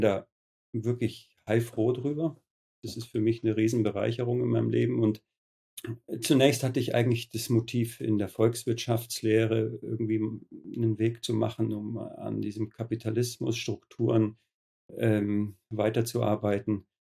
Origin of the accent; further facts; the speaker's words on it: Höhenberg, Bavaria, Germany; Ich selber bin auch auf einem biodynamischen Betrieb groß geworden in Höhenberg